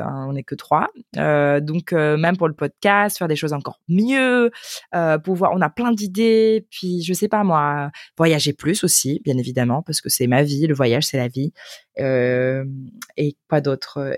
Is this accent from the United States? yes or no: yes; United States; French is a second language; now in Germany; je viens des États-Unis, mais en ce moment j'habite en Allemagne